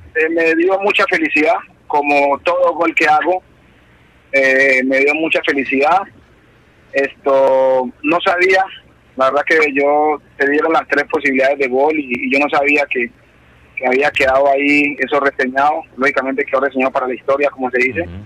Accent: Tutunendo, Chocó, Colombia; moved away; mi pueblo es un pueblo pequeño, pueblo que es aproximadamente 5.000 habitantes

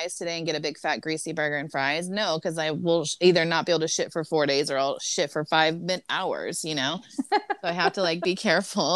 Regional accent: Southern California, United States; I'm from Southern California

